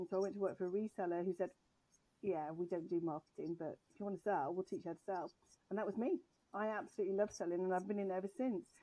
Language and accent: English; England, United Kingdom; of being English, I never actually lived in England until I was 21.